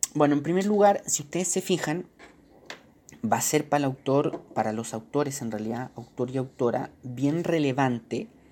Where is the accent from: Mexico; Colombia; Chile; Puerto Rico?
Chile; nosotros como chilenos